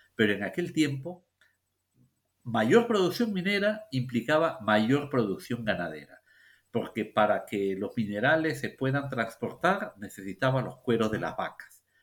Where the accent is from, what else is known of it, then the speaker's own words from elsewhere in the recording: Peru; los peruanos